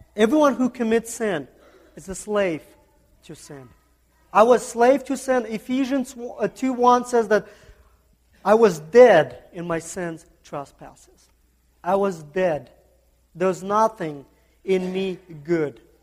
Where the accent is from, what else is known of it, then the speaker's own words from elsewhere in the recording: Kazakhstan; English is a second language; moved away; I'm from Central Asia. Central Asia, it's a, uh, uh, it's a country called Kazakhstan.